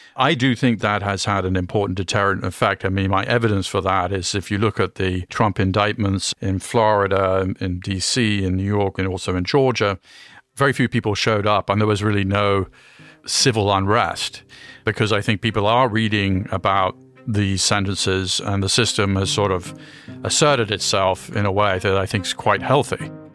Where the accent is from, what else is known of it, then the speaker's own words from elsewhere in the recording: United Kingdom; now in United States; I grew up in the UK, I'm an American